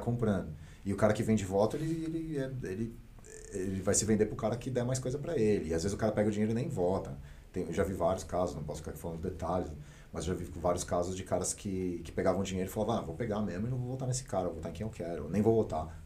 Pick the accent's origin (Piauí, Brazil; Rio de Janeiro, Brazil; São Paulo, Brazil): São Paulo, Brazil; ABC Paulista; eu sou do ABC.